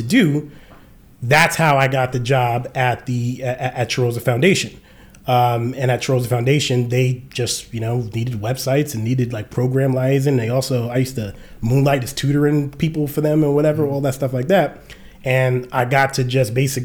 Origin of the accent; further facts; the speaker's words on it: New York City, New York, United States; now in Atlanta, United States; we from Jamaica Queens.